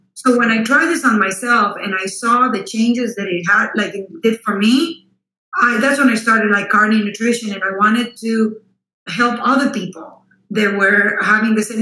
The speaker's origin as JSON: {"language": "English", "country": "Costa Rica", "tie": "born or raised there", "also_born_or_lived": "Austin, Texas / Miami, Florida / Houston, Texas", "second_language": "English", "moved": "yes", "lives_now": "United States", "said": "I was born and raised in Costa Rica, so that explains the accent."}